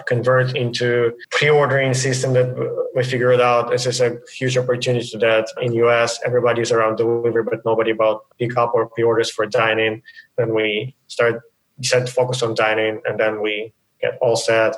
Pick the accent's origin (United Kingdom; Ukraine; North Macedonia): Ukraine; moved away as an adult; now in United States; I was born in Ukraine in a small city, and I went to a military school, and then from that to university